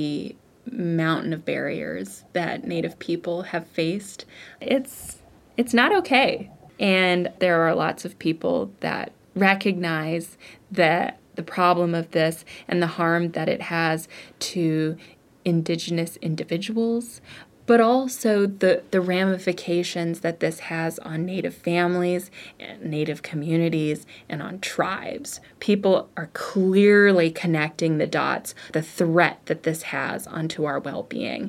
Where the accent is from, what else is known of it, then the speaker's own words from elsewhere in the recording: Albuquerque, New Mexico, United States; now in Los Angeles, United States; I grew up in Albuquerque, New Mexico